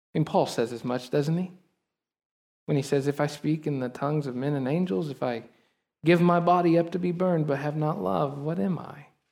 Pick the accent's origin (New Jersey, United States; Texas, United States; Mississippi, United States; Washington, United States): Texas, United States; us as American Texan Christians. We have lived in the Bible Belt for so long